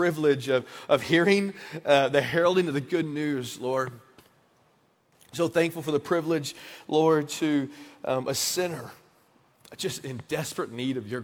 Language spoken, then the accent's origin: English; Brady, Texas, United States; I'm from Brady. Went back and planted Redeemer Church in Brady in 2014